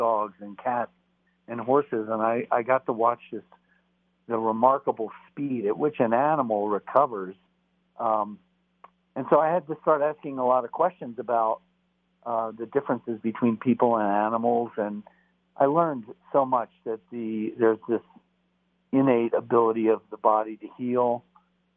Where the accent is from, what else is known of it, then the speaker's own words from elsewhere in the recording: Texas, United States; moved away; as a kid, I grew up in part in Texas.